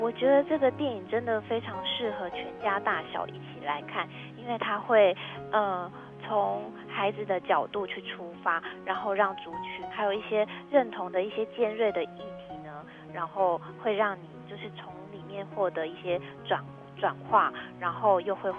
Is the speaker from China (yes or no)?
no; Hualien, Hualien County, Taiwan; 我来自花莲。